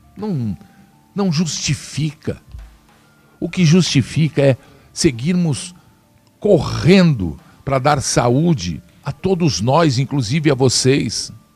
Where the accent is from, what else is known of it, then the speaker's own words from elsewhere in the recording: Brazil; Todos nós somos brasileiros